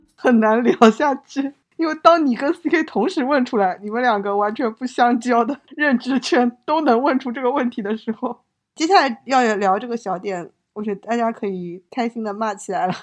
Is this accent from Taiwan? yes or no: no; China; 我们中国人